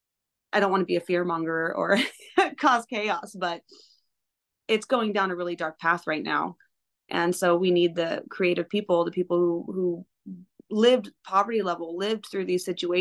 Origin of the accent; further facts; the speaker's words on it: Eugene, Oregon, United States; also born or lived in Cottage Grove, Oregon; I was born in Cottage Grove, where the hospital is no longer there anymore. So, and then we grew up primarily in Eugene.